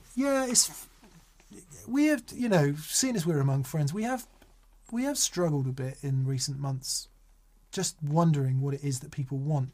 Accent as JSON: {"language": "English", "town": "Macclesfield", "region": "North West England", "country": "United Kingdom"}